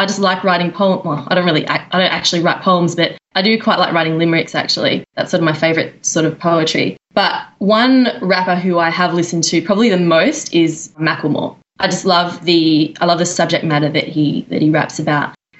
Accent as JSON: {"language": "English", "country": "Australia", "moved": "as an adult", "lives_now": "New York, United States", "said": "I'm from Australia."}